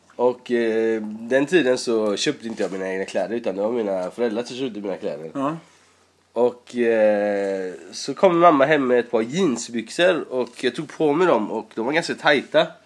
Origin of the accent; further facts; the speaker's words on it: Sweden; also born or lived in Iran; har bott i nästan hela mitt liv i Sverige. Jag kommer när jag var sju och jag har bott i tjugofem år där.